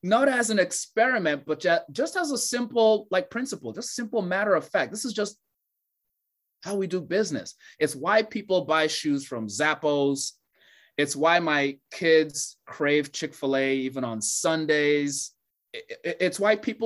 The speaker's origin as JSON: {"language": "English", "country": "Nigeria", "tie": "born or raised there", "said": "Growing up in Nigeria"}